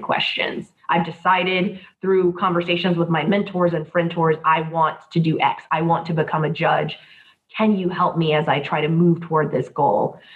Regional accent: Columbia, South Carolina, United States; moved away as an adult; now in Hillsborough County, Florida, United States; I was born and raised in Columbia, South Carolina

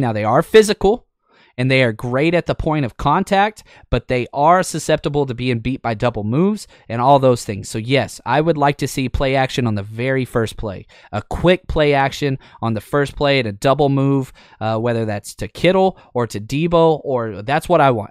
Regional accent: Dallas-Fort Worth area, Texas, United States; now in Los Angeles, United States; I was raised in the Dallas-Fort Worth area.

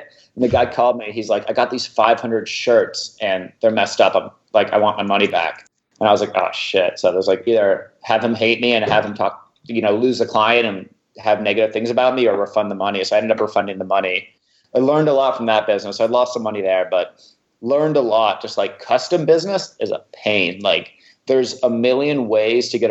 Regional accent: Los Angeles, California, United States; moved away as an adult; also born or lived in Massachusetts; I was an out-of-state student. I came from Los Angeles to UMass, first time in the East Coast.

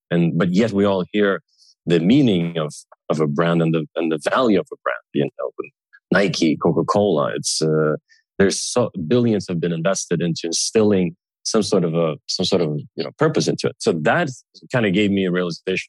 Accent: Sweden; I was growing up in Sweden, you know, with Russian parents.

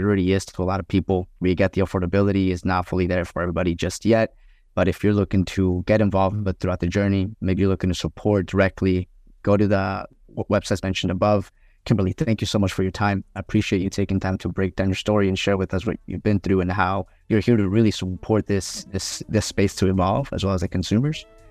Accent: Colombia; I grew up in Columbia

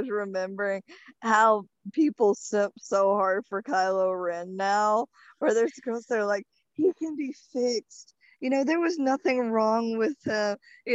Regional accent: Arkansas, United States; I'm from Arkansas, but I ain't that deep into Arkansas

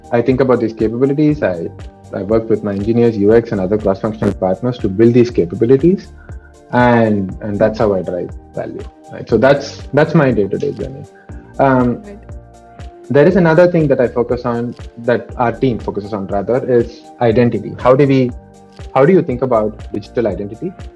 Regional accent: Tamil Nadu, India; moved away as an adult; I was coming from Tamil Nadu

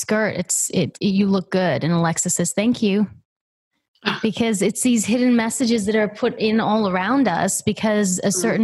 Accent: Australia; I'm from Australia

